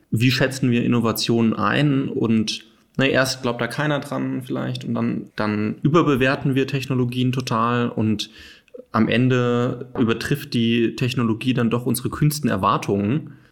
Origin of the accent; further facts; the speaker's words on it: Hesse, Germany; ich bin ja auch äh, aus der Gegend von Frankfurt, wenn mich jetzt jemand fragen würde, warum bist du stolz darauf, äh, aus der Gegend äh, zu kommen